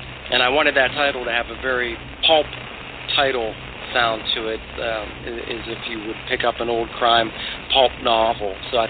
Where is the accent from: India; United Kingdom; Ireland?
Ireland; I'm Irish. I've always been a huge fan and admirer of bare knuckle boxing.